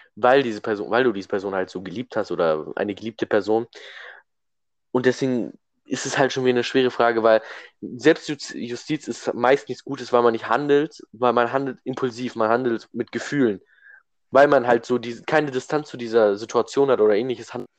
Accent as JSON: {"language": "German", "country": "Germany", "said": "weil wir Deutsche sind"}